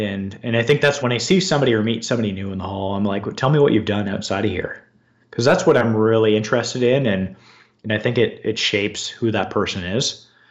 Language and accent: English; London, Ontario, Canada; I grew up in London, Ontario, Canada